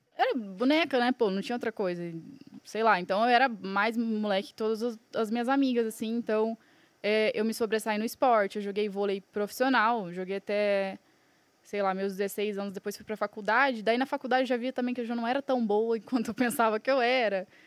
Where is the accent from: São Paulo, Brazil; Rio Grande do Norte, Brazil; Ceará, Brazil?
São Paulo, Brazil; Franca; also born or lived in Buenos Aires; now in Balneário Camboriú, Brazil; Agora moro em Balneário, porém eu sou nascida em Franca, São Paulo.